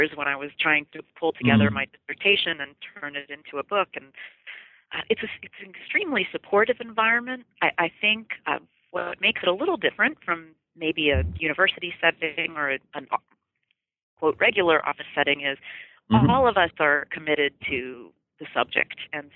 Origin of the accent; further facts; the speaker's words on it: United States; as an American.